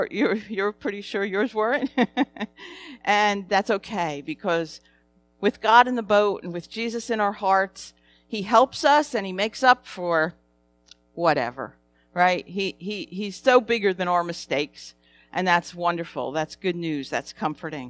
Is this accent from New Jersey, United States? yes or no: yes; New Jersey, United States; I'm from New Jersey. I have an accent